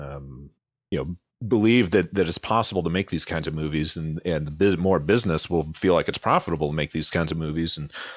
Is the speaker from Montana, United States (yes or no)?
no; Baltimore, Maryland, United States; growing up in Baltimore